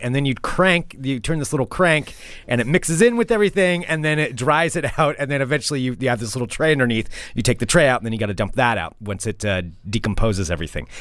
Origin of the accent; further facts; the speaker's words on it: Oregon, United States; we're from Oregon